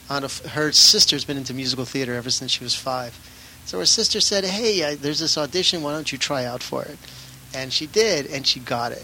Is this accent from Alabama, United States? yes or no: no; Baltimore, Maryland, United States; also born or lived in Rochester, New York; now in Los Angeles, United States; I was born in Rochester, but only uh-huh. lived there for a few years, and then my parents moved to Baltimore